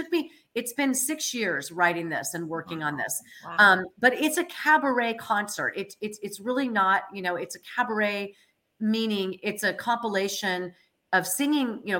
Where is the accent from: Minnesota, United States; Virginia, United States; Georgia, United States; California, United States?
California, United States; Moraga; I grew up in Moraga.